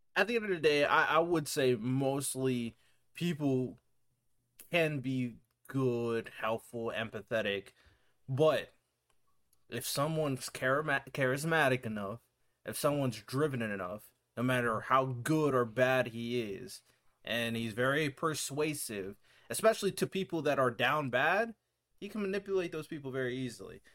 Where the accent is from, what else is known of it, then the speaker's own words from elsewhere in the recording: United States; as an American